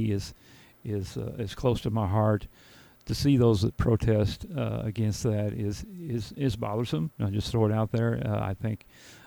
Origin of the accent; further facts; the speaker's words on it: Murphysboro, Illinois, United States; I am born right in Murfreesboro, down at St. Joseph Hospital, many, many years ago. We won't say the year, but yeah, I've been here most of my life